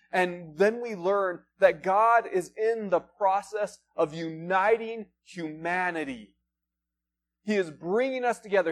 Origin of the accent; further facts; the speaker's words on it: Front Range, United States; now in Flagstaff, United States; we're originally from the Front Range